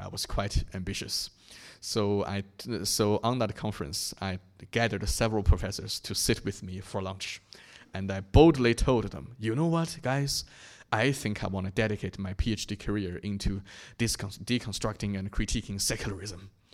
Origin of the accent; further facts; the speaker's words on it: China; my hometown in China